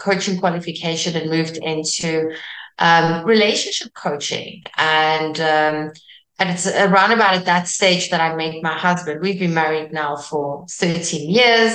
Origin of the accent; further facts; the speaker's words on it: South Africa; first language Afrikaans; English is a second language; I'm Afrikaans from South Africa, which is very close to Dutch